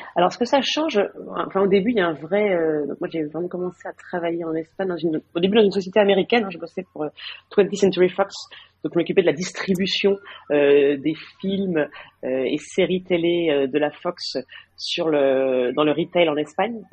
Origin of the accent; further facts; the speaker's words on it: France; moved away as an adult; now in Madrid, Spain; mon mari est, français comme moi